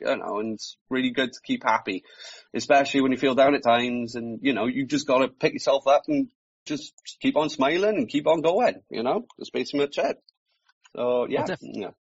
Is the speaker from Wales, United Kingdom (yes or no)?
yes; South Wales, United Kingdom; I'm from South Wales. I am. So um, pretty much it's, I'm just living the valleys.